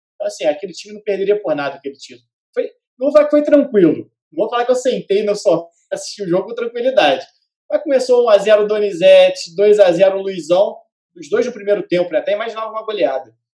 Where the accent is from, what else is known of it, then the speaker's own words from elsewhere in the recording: Petrópolis, Rio de Janeiro, Brazil; Eu moro, eu sou de Petrópolis